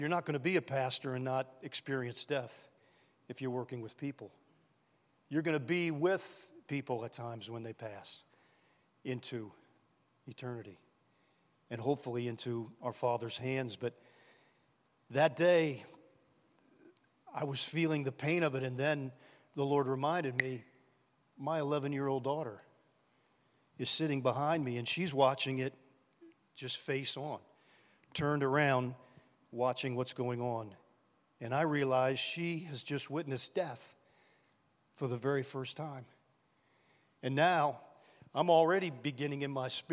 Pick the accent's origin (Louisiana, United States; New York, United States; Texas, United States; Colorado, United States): Louisiana, United States; New Orleans; We grew up in New Orleans